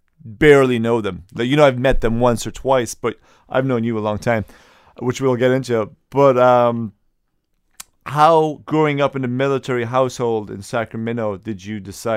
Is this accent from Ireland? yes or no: yes; Ireland; From Ireland